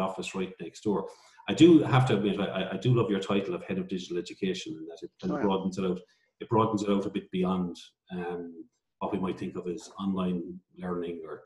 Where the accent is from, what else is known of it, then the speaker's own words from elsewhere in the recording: Fermoy, Munster, Ireland; where I grew up in Fermoy in County Cork